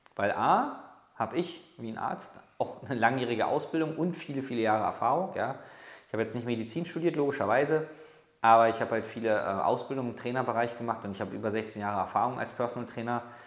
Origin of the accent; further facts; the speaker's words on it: Berlin, Germany; ich komme aus Berlin